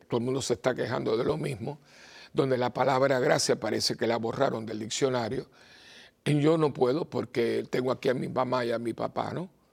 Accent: Puerto Rico; Yo vengo de Puerto Rico

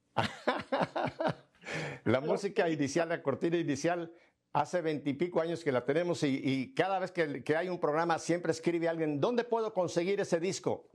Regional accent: Mexico City, Mexico; moved away; Ciudad de México, eh, la ciudad donde yo nací

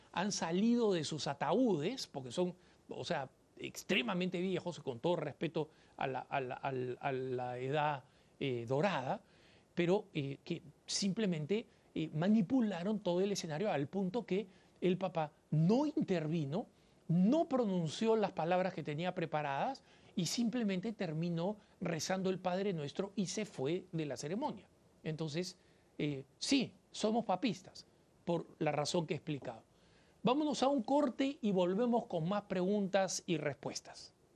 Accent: Peru; en mi país, en el Perú

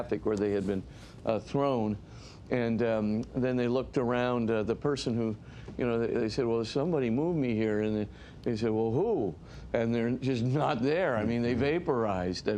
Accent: Hawaii, United States; we come from Hawaii

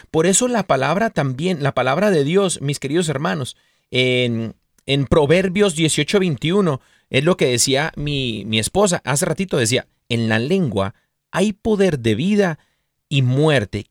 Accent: Mexico; quien somos como mexicanos, como cultura

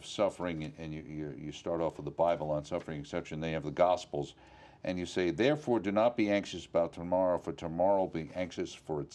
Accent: New York, United States; as a New Yorker

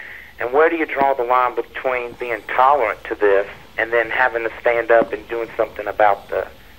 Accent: Mississippi, United States; D'Arborville, Mississippi.

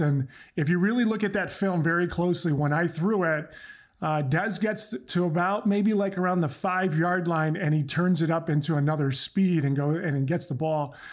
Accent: United States; first language Croatian; English is a second language; My parents came over from Croatia um, many, many years ago, uh, 1970. I was born here in the States

